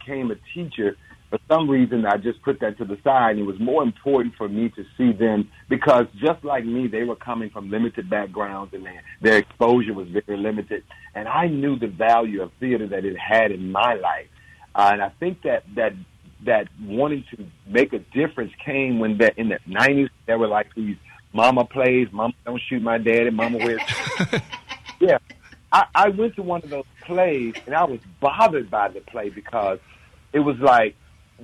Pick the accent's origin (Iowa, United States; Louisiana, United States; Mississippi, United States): Mississippi, United States; Canton; I'm from Canton, Mississippi